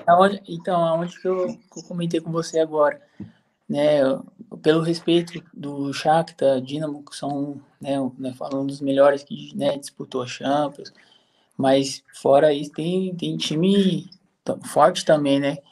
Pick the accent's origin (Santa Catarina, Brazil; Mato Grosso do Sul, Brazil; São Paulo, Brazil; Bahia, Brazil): São Paulo, Brazil; moved away as an adult; now in Lviv, Ukraine; Sou, sou de São Paulo. Sou da Zona Leste, ali perto de Itaquera, Guianazes.